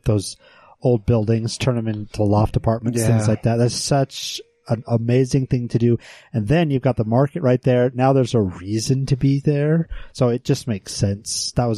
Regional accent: Iowa, United States; also born or lived in Pocatello, Idaho; now in Salt Lake City, United States; I was born in Idaho, born in Pocatello, and then we moved to Iowa. But growing up in Iowa

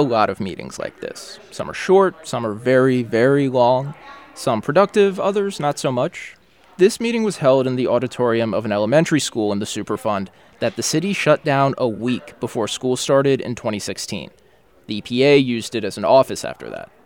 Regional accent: New Orleans, Louisiana, United States; what it was like to grow up in New Orleans

